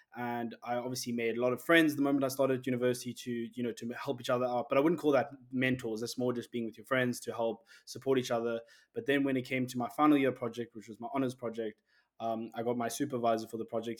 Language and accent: English; Cape Town, Western Cape, South Africa; I'm from Cape Town, South Africa